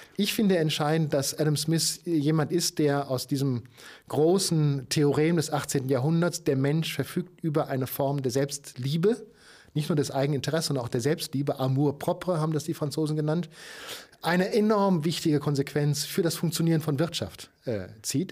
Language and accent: German; Germany; als, als Deutscher